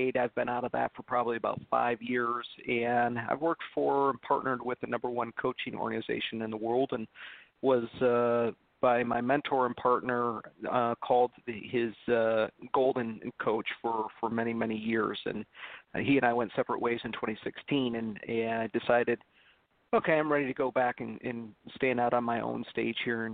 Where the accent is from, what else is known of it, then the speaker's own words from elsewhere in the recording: Detroit, Michigan, United States; I'm from Motown